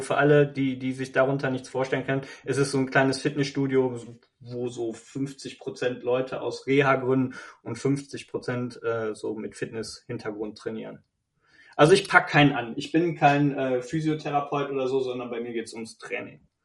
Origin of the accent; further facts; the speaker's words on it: Bergisch Gladbach, North Rhine-Westphalia, Germany; moved away; ursprünglich bin ich ja nicht von hier, ich komme ja aus Bergisch Gladbach. Schäbisch Gläbisch.